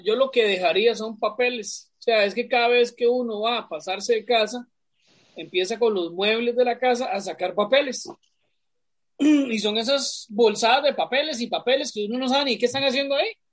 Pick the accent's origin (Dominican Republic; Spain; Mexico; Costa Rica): Costa Rica; moved away; Pero aunque ya yo no vivo en Atillo, yo para mí yo soy de Atillo